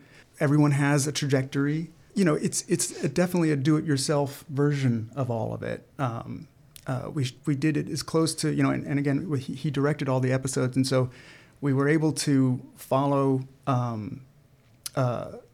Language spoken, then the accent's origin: English; New York, United States; I grew up in New York